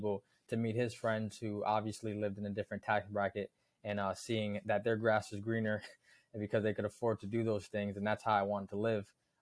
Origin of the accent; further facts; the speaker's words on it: Kingston, New York, United States; I moved from New York City to Kingston, New York